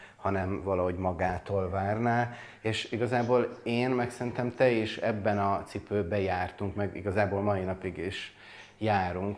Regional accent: Budapest, Hungary; Budapesten születtem, nőttem fel

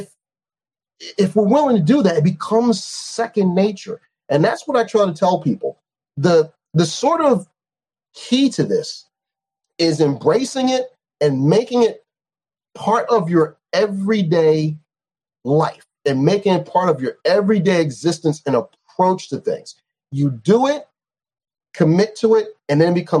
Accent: New York, United States; I'm a New Yorker

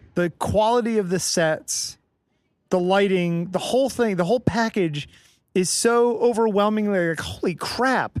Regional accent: Connecticut, United States; moved away; also born or lived in Boston; I grew up in Connecticut

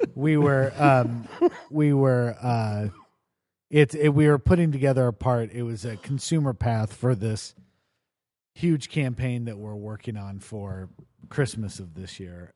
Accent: Lincoln, Nebraska, United States; moved away; in Lincoln, um, which is where I grew up

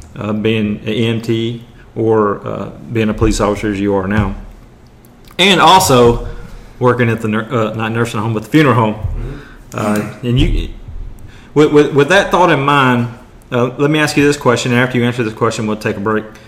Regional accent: Maryville, Tennessee, United States; my hometown, or our hometown, I guess, uh, Maryville, Tennessee

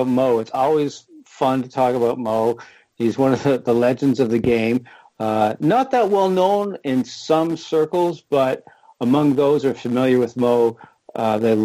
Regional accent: London, Ontario, Canada; I grew up in London, Ontario, in southern Ontario.

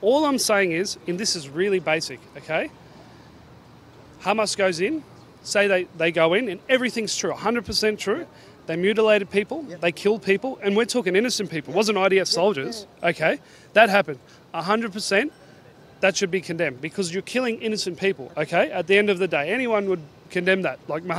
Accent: Australia; I'm Australian born

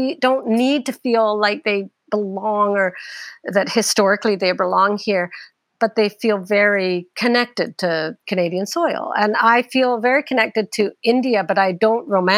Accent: United Kingdom; I know I'm British. I come from a British parents

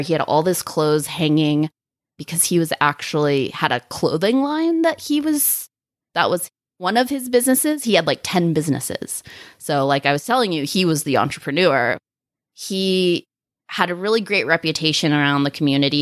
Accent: Sacramento, California, United States; now in Solvang, United States; I'm from Northern California, from Sacramento

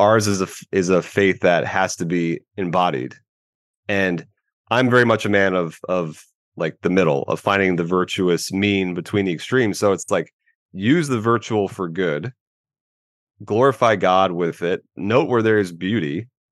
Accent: Tampa Bay area, Florida, United States; I am a Florida man, born and raised in the Tampa Bay area.

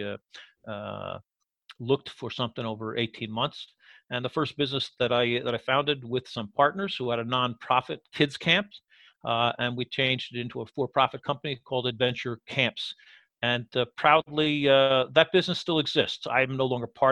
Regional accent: United States; moved away as an adult; also born or lived in Cluj, Romania; now in Romania; being American

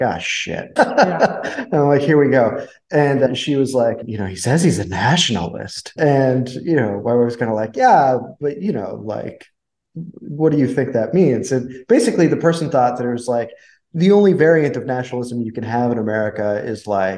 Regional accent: United States; I am American.

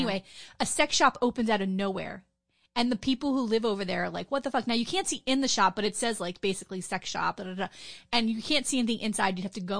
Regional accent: Fort Lauderdale, Florida, United States; we moved here when I was two, so I basically say I'm from Fort Lauderdale.

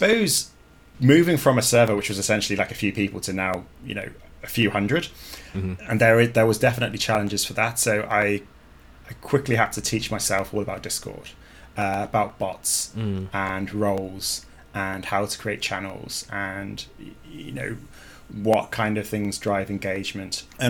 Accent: Brazil; English is a second language; moved away as an adult; now in Ireland; look, I'm from Brazil. I've come over to play and I enjoy playing, you know, competitive.

